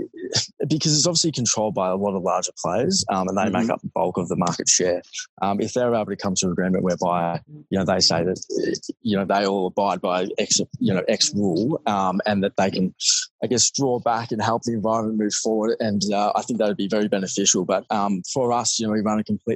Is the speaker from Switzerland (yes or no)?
no; Melbourne, Victoria, Australia; I grew up in Melbourne, obviously studied at school, didn't do too well, unfortunately